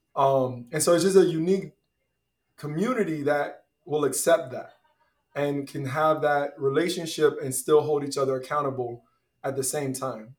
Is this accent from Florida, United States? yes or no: yes; Tampa, Florida, United States; now in Aventura, United States; I grew up in Tampa, Florida